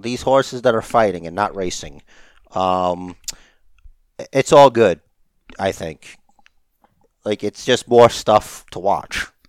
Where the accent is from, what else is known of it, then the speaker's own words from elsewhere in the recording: United States; I'm an American